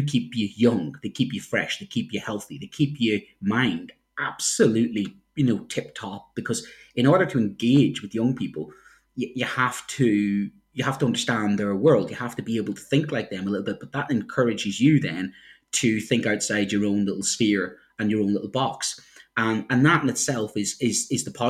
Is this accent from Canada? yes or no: no; Ireland; now in United Kingdom; I'm an Irishman